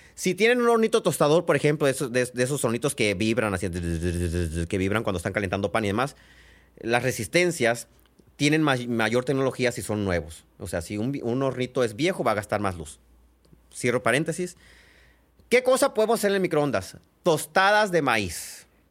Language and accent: Spanish; San Pedro de la Cueva, Sonora, Mexico